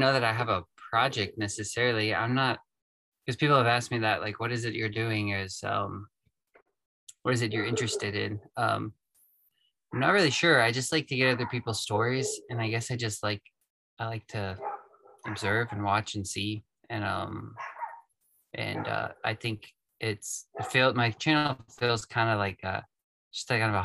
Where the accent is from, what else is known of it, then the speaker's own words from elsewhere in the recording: East Tennessee, United States; also born or lived in Florida; I was born in Florida, lived there till I was probably 8, and we moved up to East Tennessee. That's where I'm at now, just north of Chattanooga.